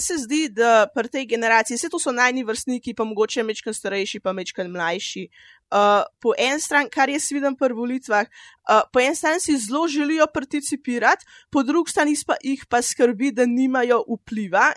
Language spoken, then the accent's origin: Slovenian; Tržič, Upper Carniola, Slovenia; sem iz Tržiča